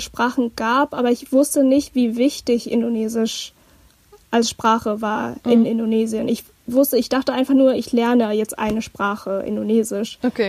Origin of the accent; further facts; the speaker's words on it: Hamburg, Germany; ich komme aus Hamburg